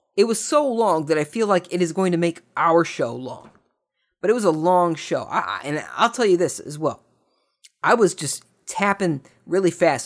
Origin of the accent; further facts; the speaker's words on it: United States; speaking as a, you know, American that loves being not British